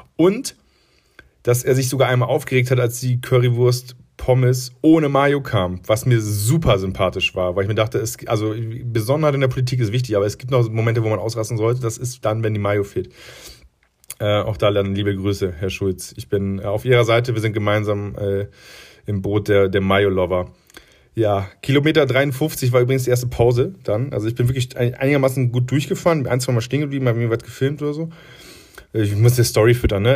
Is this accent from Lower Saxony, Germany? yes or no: yes; Friesland, Lower Saxony, Germany; now in Munich, Germany; ich komme aus Friesland